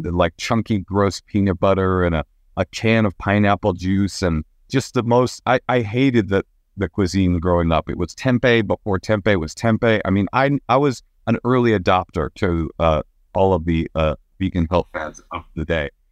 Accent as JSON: {"language": "English", "town": "Oakland", "region": "California", "country": "United States", "tie": "born or raised there", "said": "I was raised in Oakland, California"}